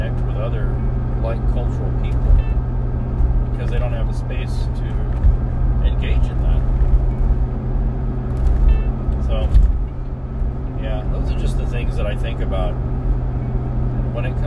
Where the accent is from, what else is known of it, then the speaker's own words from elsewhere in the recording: San Antonio, Texas, United States; moved away; in San Antonio, and I'm sure there are other places like it, but Spanish was so openly heard, even in the schools, as a kid. You know, I remember in elementary school, you'd have recess and you hear kids openly speaking Spanish to each other